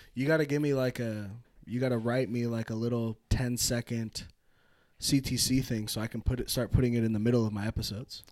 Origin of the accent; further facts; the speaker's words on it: California, United States; now in Reno, United States; born, I'm born and raised in California.